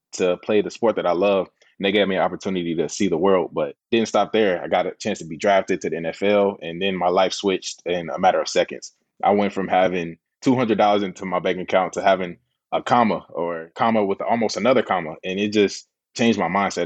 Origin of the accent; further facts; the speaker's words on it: Indianapolis, Indiana, United States; I'm from the east side of Indianapolis, not the best area. We don't have the best resources and things like that, but we didn't know that growing up